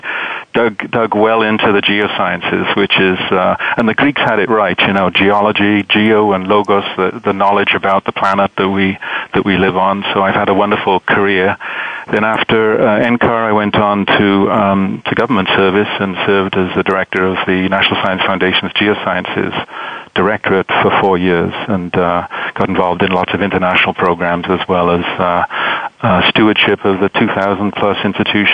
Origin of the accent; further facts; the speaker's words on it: Wales, United Kingdom; moved away as an adult; also born or lived in London / Michigan, United States; now in United States; Well, I grew up in Wales, as you mentioned, sort of in an Irish Catholic background, went to London to study physics, and came to the States in my mid-20s